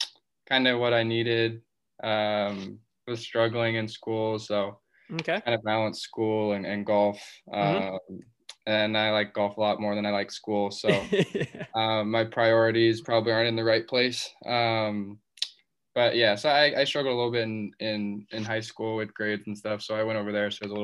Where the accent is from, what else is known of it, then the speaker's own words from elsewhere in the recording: Newport Beach, California, United States; now in Long Beach, United States; I'm from Newport Beach, California. Yeah. Born and raised here, pretty much lived in the same house my whole life. So just kind of moved out of that. Now I'm at Long Beach. I'm kind of on my own, which is nice.